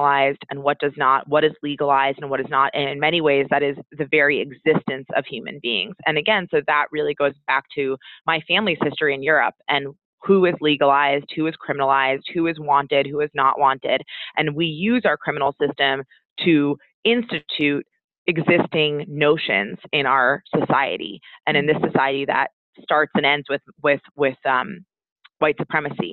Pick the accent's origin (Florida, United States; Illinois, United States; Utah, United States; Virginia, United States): Florida, United States; Miami; I was raised in Miami, Florida